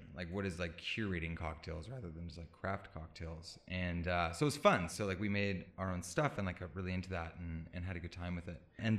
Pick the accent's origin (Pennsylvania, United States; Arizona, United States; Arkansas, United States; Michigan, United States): Arizona, United States; Phoenix; also born or lived in Illinois / Palm Springs, California; now in Los Angeles, United States; I'm from Phoenix, Arizona and like went to school in Illinois